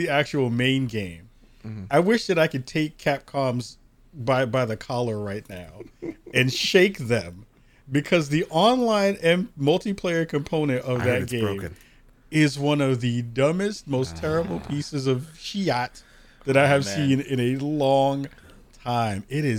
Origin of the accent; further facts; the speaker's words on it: Bronx, New York, United States; And I'm from the Bronx, so that tells you a lot.